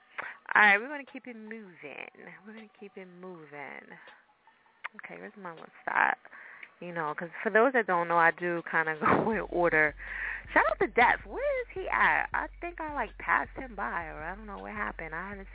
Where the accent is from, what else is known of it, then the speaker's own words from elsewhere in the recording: New Jersey, United States; now in Philadelphia, United States; I'm originally from Jersey, and I came to Philly